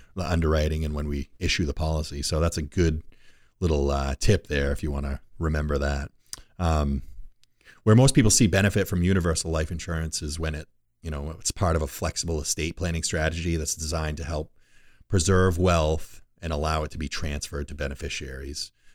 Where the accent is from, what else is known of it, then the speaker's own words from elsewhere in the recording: Rumford, Maine, United States; my old stomping grounds where I was born and raised in Rumford